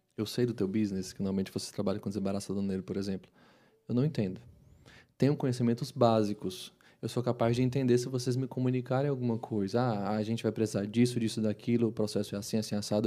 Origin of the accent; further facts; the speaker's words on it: Brazil; a gente, como brasileiro